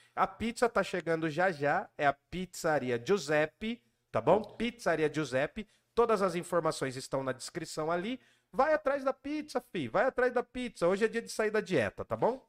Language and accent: Portuguese; Jundiaí, São Paulo, Brazil; moved away as an adult; also born or lived in Guarulhos / Mooca, São Paulo / República, São Paulo; nasci em Jundiaí